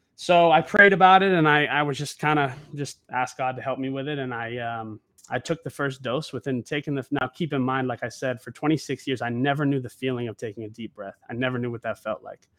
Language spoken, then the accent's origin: English; Oregon, United States; moved away as an adult; now in Los Angeles, United States; I'm actually from Oregon originally. I moved to L A about seven years ago.